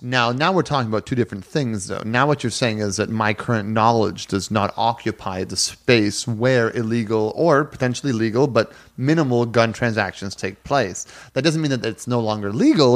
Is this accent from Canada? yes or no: yes; Canada; As a Canadian growing up in a household where we had guns in the house